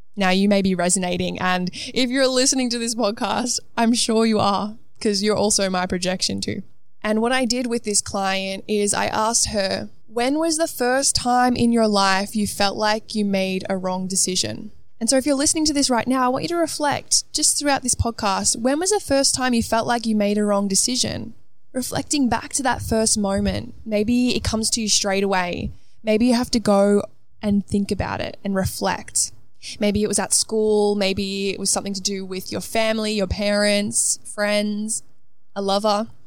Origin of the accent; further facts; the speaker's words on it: Melbourne, Victoria, Australia; moved away as an adult; also born or lived in Gold Coast; now in London, United Kingdom; I grew up in Melbourne, moved to the Gold Coast for two years spontaneously, and then now have moved myself from the Gold Coast to London